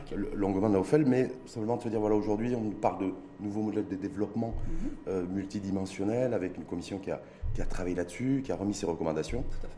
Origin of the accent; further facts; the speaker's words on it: Morocco; on est marocain